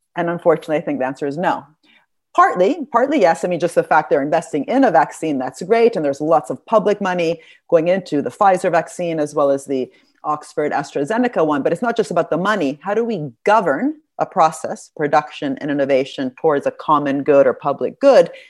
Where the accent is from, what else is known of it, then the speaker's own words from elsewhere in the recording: Italy; moved away; I'm from Italy.